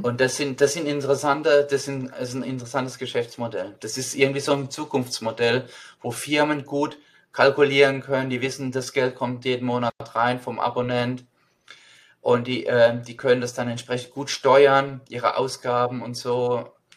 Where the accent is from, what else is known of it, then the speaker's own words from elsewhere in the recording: Mannheim, Baden-Württemberg, Germany; now in United States; ich bin in Mannheim aufgewachsen